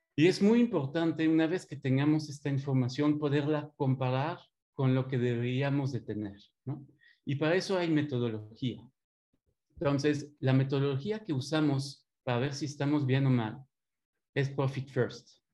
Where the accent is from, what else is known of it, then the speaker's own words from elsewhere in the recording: Belgium; accent: French; Spanish is a second language; moved away as an adult; now in Mexico; tengo 20 años eh, aquí en México. Escuchando un poco mi acento francés. Eh, soy de Bélgica